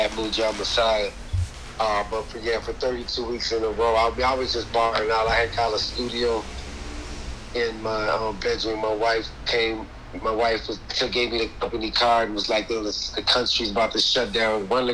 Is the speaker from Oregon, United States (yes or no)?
no; Minneapolis, Minnesota, United States; also born or lived in Illinois / Brooklyn Park, Minnesota; now in St. Paul, United States; I'm from Minneapolis. I was born in Illinois, but I moved here real young, from Brooklyn Park.